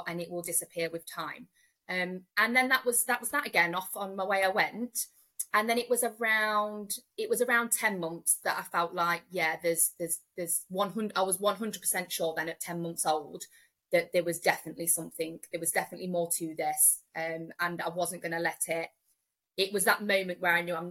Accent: Nottinghamshire, East Midlands, United Kingdom; I am from Nottinghamshire, and I have got three daughters.

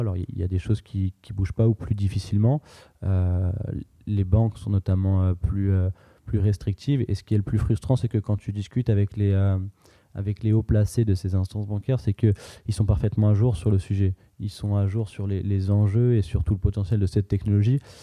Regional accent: France; on a grandi en France, on a volonté à construire en France

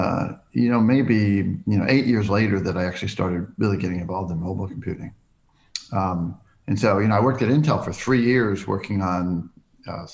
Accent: Centerport, New York, United States; also born or lived in Greenlawn, New York / New England; I grew up in New York State on Long Island, the North Shore of Long Island, in a town called Centerport

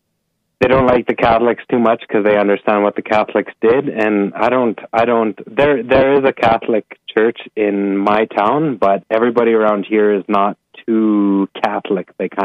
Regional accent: Canada; moved away as an adult; now in Dominican Republic; Yeah, I'm originally from Canada, but I left Canada.

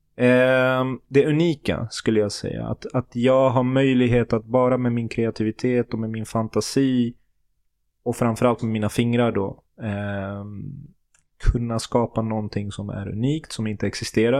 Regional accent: Sweden; jag är född och uppvuxen i Sverige

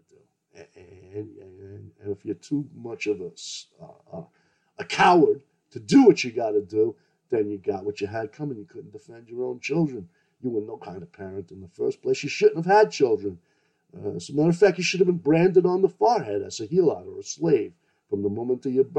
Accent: New York City, New York, United States; I grew up in New York City

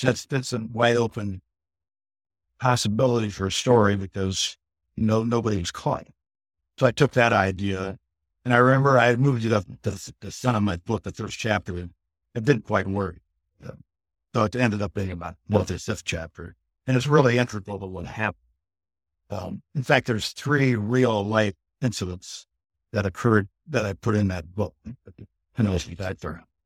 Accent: Ohio, United States; moved away; also born or lived in Austin / Houston / Phoenix / Myrtle Beach; I'm originally from Ohio and, um, lived in Austin, Houston, Phoenix, Myrtle Beach

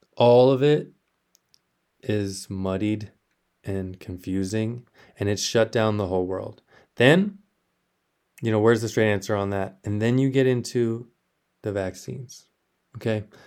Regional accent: South Texas, United States; moved away as an adult; also born or lived in Austin, Texas; I grew up in South Texas.

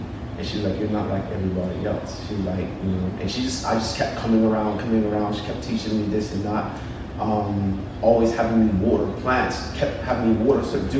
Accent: United Kingdom; In the UK.

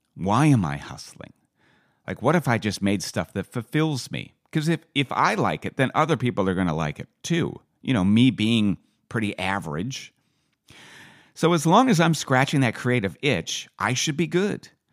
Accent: Vancouver, British Columbia, Canada; also born or lived in Calgary; I came back to Vancouver from the University of Calgary

